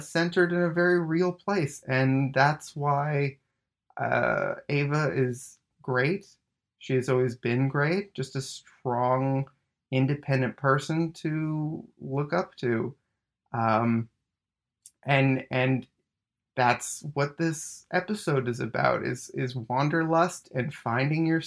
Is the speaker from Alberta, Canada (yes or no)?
no; Winnipeg, Manitoba, Canada; moved away; we're both from Winnipeg originally